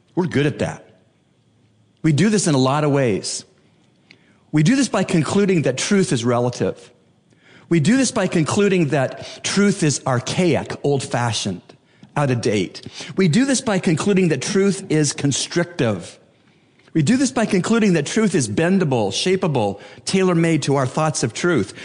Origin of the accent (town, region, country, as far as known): Bahamas